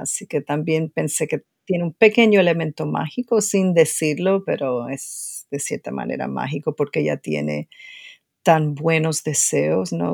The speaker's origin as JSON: {"language": "Spanish", "country": "Cuba", "moved": "yes", "lives_now": "United States", "said": "como antropóloga y como cubana"}